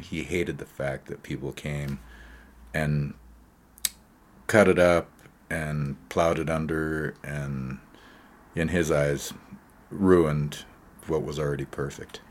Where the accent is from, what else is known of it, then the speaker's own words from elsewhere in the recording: Great Falls, Montana, United States; now in Colorado, United States; When I was a child, uh, growing up in Great Falls, Montana, uh, in the seventies, I guess, is when we arrived there, maybe seventy-five or so